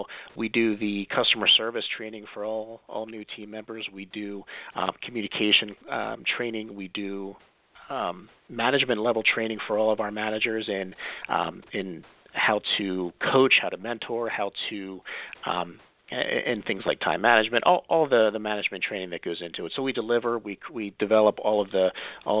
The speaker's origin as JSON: {"language": "English", "region": "Pennsylvania", "country": "United States", "tie": "born or raised there", "said": "I am from Pennsylvania, born and bred"}